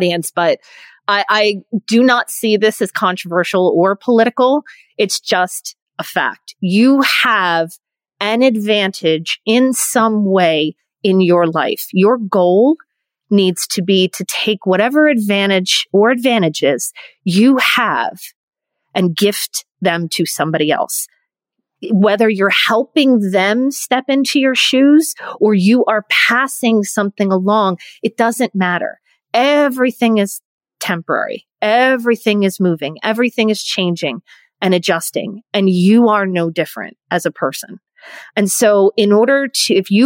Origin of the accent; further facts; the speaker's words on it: near Philadelphia, Pennsylvania, United States; I grew up near Philadelphia